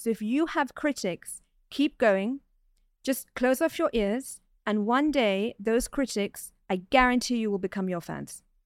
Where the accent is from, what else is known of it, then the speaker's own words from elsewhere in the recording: London, United Kingdom; moved away as an adult; now in Dubai, United Arab Emirates; I was born and raised in London and I was educated there